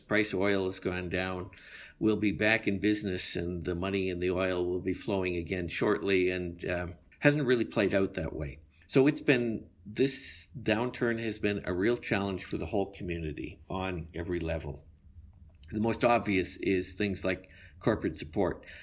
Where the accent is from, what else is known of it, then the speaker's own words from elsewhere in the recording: Calgary, Alberta, Canada; When I was a child growing up in Calgary, it was two hundred thousand to two hundred forty thousand people